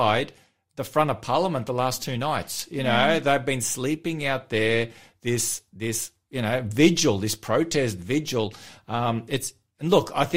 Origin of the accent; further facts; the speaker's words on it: Victoria, Australia; moved away; In my home state there